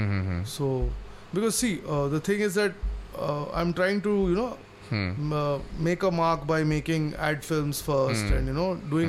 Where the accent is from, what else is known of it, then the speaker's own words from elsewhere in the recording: Jamshedpur, Jharkhand, India; moved away; also born or lived in Bangalore; I grew up in Jamshedpur